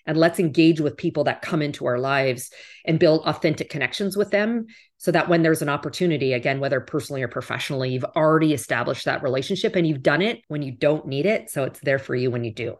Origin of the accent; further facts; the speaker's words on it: Western Canada, Canada; moved away as an adult; also born or lived in Toronto, Canada; now in United States; I grew up in Western Canada